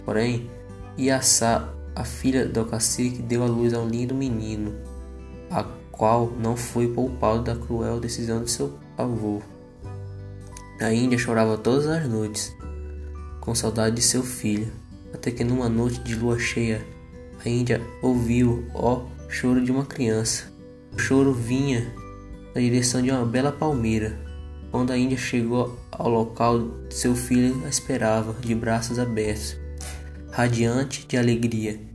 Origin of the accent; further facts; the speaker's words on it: Pará, Brazil; moved away; lá do Pará, é da minha terra